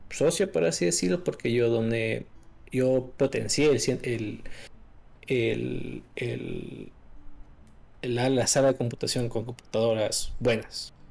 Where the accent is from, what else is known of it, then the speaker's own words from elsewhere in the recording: Quito, Pichincha, Ecuador; soy de Ecuador, de la capital Quito